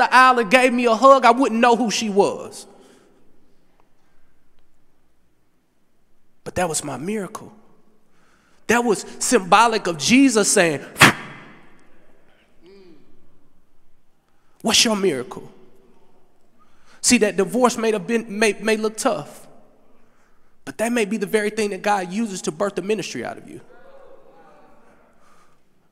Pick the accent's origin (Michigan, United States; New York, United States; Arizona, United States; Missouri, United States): Missouri, United States; Berkeley; I'm from St. Louis, Missouri, Berkeley to be exact. Median income, $17,000.